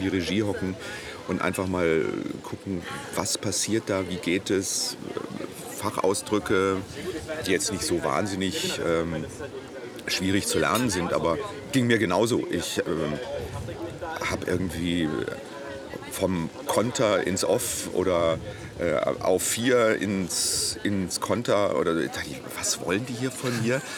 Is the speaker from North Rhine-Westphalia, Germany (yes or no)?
yes; Essen, North Rhine-Westphalia, Germany; moved away as an adult; also born or lived in Hannover / Berlin; now in Munich, Germany; Ich bin gebürtiger Essener. Ich oh. bin hier in Rüttenscheid äh, geboren ja. und äh, Rellinghausen Stadtwald aufgewachsen